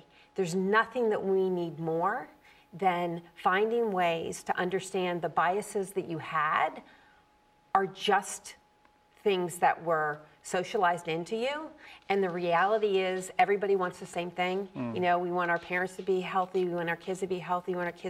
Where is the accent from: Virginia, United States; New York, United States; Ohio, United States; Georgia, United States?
Virginia, United States; now in Boston, United States; I'm from Virginia.